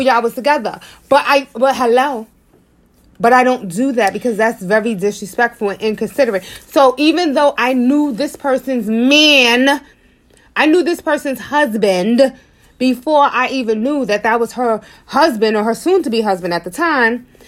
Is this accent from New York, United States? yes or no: yes; New York City, New York, United States; I'm from Harlem.